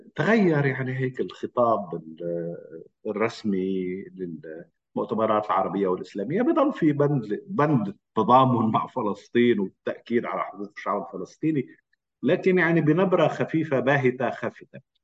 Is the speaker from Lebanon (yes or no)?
yes; Lebanon; انا لبناني ومقيم لبنان